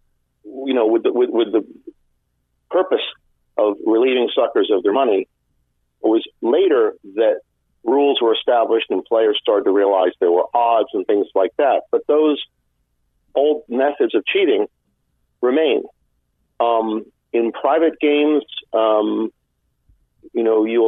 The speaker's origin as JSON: {"language": "English", "region": "Northeast", "country": "United States", "said": "I'm from the Northeast"}